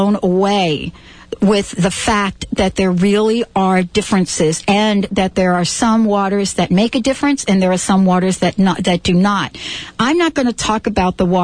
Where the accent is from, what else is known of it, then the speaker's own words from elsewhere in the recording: New York City, New York, United States; I'm a girl from the Bronx. I grew up in the Bronx